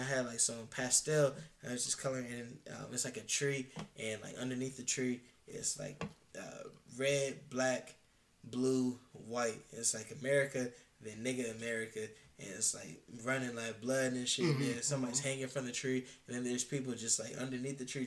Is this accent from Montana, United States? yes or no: no; Columbus, Ohio, United States; I'm from Columbus. This is my city, my home